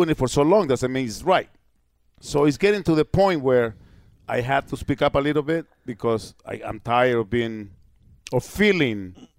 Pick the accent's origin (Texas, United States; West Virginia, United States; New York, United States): New York, United States; moved away; New York, it's my hometown.